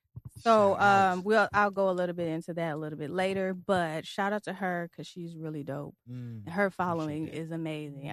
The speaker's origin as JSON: {"language": "English", "town": "Detroit", "region": "Michigan", "country": "United States", "accent": "southern twang", "said": "I'm from Detroit, but I have a little southern twang"}